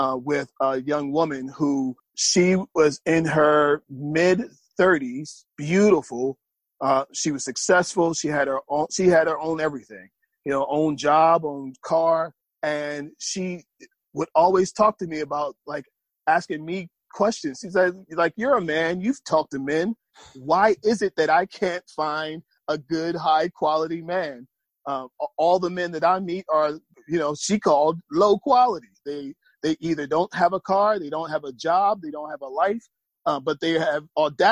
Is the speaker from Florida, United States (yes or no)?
no; Atlantic City, New Jersey, United States; moved away as an adult; now in Atlanta, United States; I moved here from New Jersey, from born and raised in Atlantic City, New Jersey